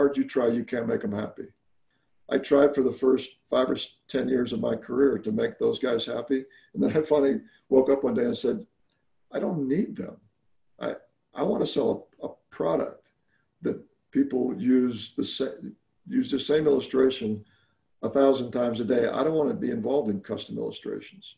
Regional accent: Alabama, United States; moved away; I actually grew up in Alabama of all places.

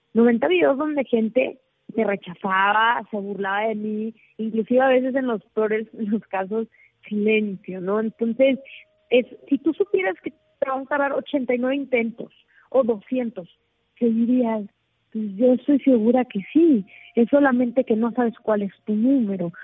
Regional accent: Mexico; yo soy mexicana

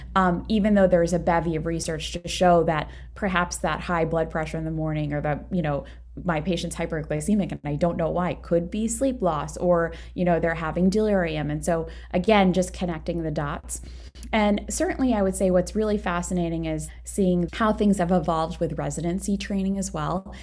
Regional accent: Maryland, United States; moved away as an adult; also born or lived in Saint Louis; I'm from Maryland

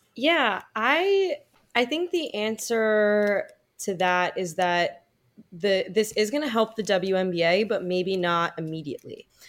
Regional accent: United States; when I was growing up in the United States

